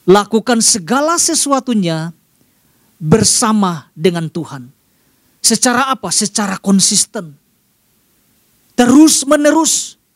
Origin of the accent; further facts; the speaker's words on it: Sumatra, Indonesia; Dan kebiasaan juga yang saya lihat di daerah saya di, di, di Sumatera.